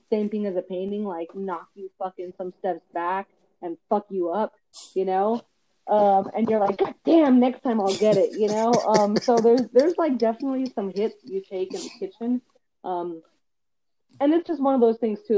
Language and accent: English; Montebello, California, United States; also born or lived in Compton; Montebello, my hometown